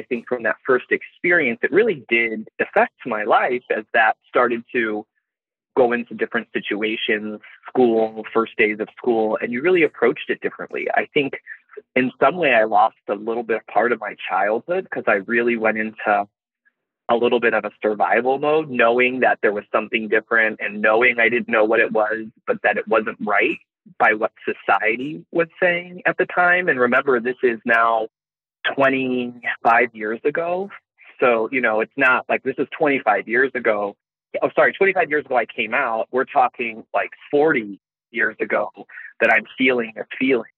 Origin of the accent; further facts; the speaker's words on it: Chicago, Illinois, United States; growing up in Chicago or the suburbs of Chicago